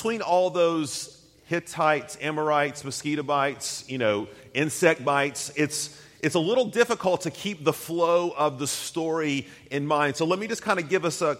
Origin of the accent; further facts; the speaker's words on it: Chattanooga, Tennessee, United States; moved away; growing up in Chattanooga, I'm back there for a second, we do have the occasional snow, or did